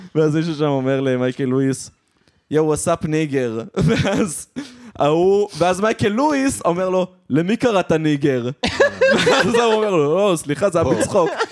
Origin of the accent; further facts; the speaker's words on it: Israel; אני ישראלי